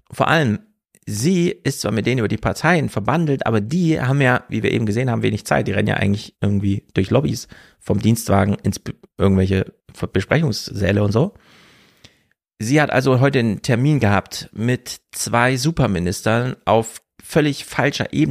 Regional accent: East Germany, Germany; weil ich komme ja nur aus dem Osten rüber

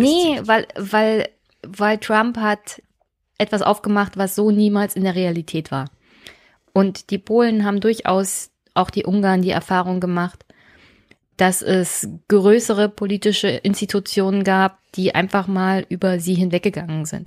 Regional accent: Germany; wir als Deutsche

